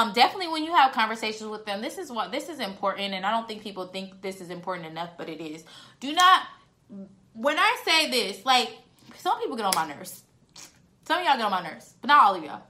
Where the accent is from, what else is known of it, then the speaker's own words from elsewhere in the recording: San Diego, California, United States; now in Dallas, United States; I'm in Dallas. So I'm from San Diego